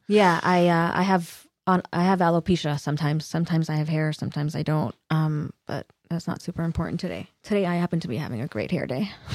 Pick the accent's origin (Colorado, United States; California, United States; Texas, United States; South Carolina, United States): California, United States; Los Angeles; born or raised there